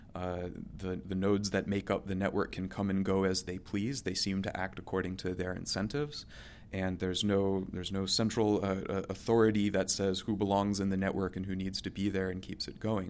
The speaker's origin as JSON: {"language": "English", "town": "Oviedo", "region": "Florida", "country": "United States", "tie": "born or raised there", "moved": "yes", "said": "my hometown, uh, in, in Seminole County in central Florida"}